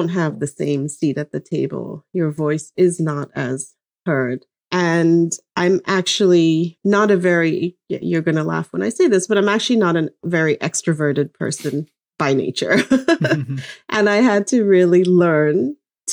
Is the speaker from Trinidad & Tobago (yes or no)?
no; Lesotho; moved away; I grew up in Lesotho, which was technically politically independent.